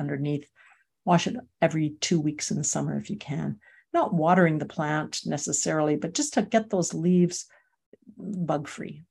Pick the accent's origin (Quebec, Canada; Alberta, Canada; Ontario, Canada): Alberta, Canada; Calgary; moved away as an adult; I'm from Calgary